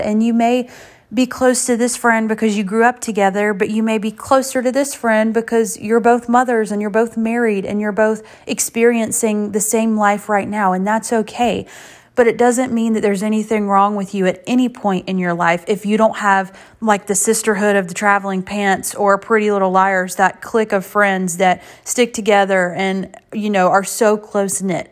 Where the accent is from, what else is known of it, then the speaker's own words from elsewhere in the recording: Ninety Six, South Carolina, United States; I'm from ninety-six